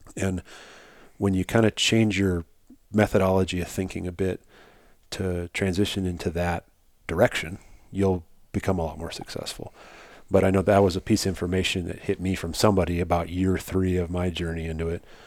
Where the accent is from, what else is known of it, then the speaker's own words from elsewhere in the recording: South Dakota, United States; I grew up in South Dakota.